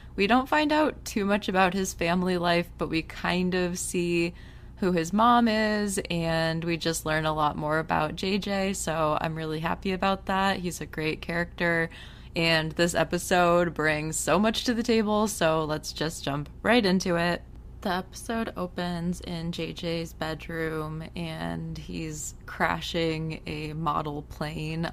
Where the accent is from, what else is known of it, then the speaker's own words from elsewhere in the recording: United States; coming from an American where it's pretty bad here, too